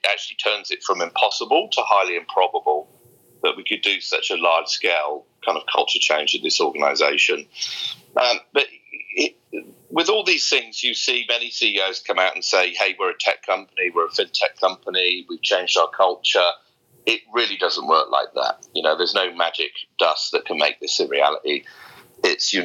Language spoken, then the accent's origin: English; Somerset, South West England, United Kingdom; also born or lived in Australia / Sumatra, Indonesia; now in Singapore; I grew up in a very deprived part of Somerset in west coast of England, in a little village with about 200 people